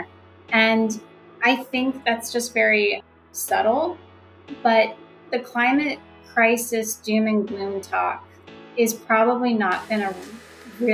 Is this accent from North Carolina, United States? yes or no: no; Florida, United States; moved away; also born or lived in New York City; as a child growing up in Florida near the ocean